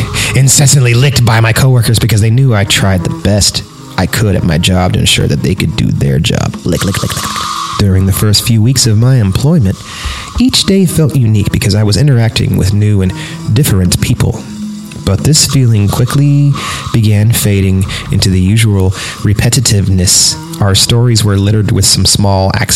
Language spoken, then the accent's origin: English; Fresno, California, United States; I went to Bullard High School in Fresno, California